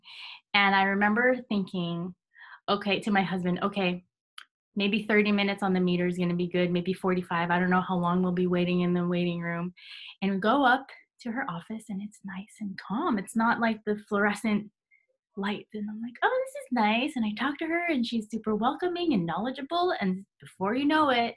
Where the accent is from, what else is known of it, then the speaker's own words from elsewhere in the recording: California, United States; moved away as an adult; now in Hawaii, United States; I am actually born and raised in California, and I moved here to Hawaii in 2017